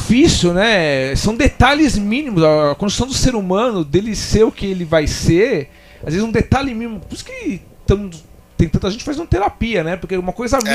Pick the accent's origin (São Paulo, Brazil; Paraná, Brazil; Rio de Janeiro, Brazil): São Paulo, Brazil; Ipiranga; a gente é lá do Ipiranga, né? A banda, praticamente todo mundo